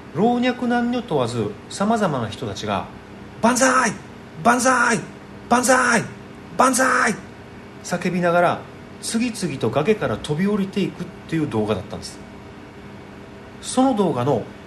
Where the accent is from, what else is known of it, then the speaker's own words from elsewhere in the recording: Okinawa, Japan; 僕と同じ沖縄出身で